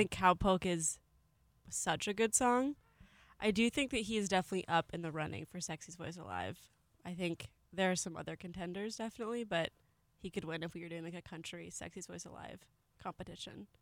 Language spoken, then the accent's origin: English; California, United States; I'm from California